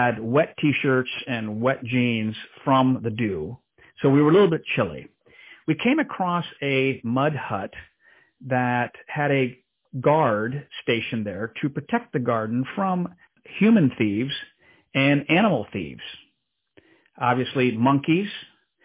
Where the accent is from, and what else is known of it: DR Congo; born or raised there; moved away